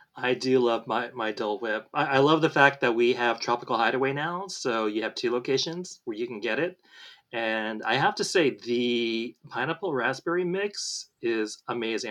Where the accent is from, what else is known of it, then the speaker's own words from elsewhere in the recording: Southern California, United States; I was born and raised in Southern California